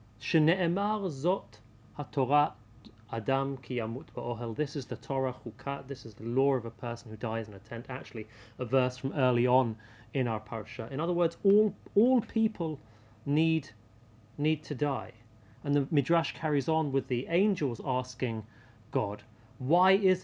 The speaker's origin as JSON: {"language": "English", "country": "United Kingdom", "said": "being British"}